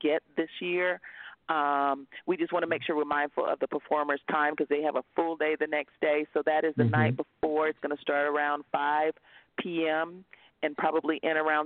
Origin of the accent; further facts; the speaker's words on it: North Carolina, United States; moved away; I grew up in North Carolina